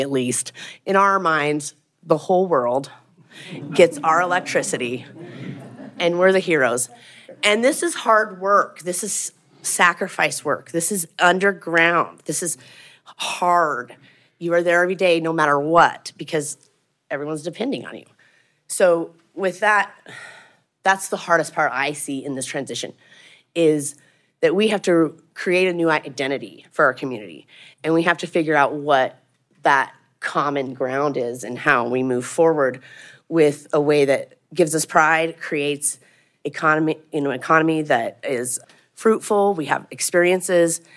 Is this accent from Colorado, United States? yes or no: yes; Craig, Colorado, United States; also born or lived in Hayden, Colorado; growing up in Craig in the Yampa Valley